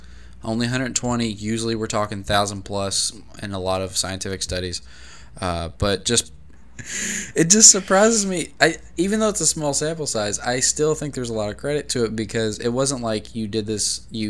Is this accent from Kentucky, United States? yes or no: yes; Lexington, Kentucky, United States; moved away; also born or lived in Pikeville, Kentucky; shout out Lexington, hometown. Shout out Pikeville. It's where I graduated high school.